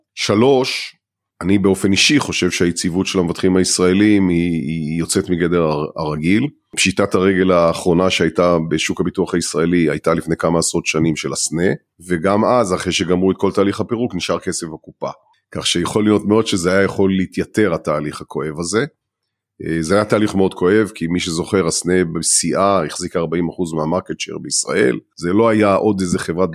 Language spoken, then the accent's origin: Hebrew; Israel; אנחנו כישראלים